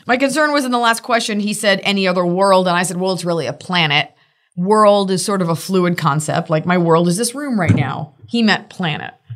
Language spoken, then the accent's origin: English; Texas, United States; from Texas